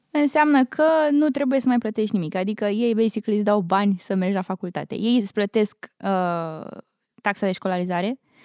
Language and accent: Romanian; Urziceni, Ialomița County, Romania; moved away as an adult; also born or lived in Bucharest; now in United States; am copilărit în Urziceni, la undeva la 60 de kilometri de București, până la 10 ani.